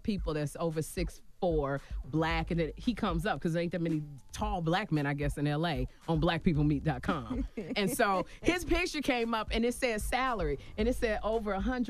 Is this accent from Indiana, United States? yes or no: no; Chicago, Illinois, United States; I said, I'm from Chicago. He's from Detroit.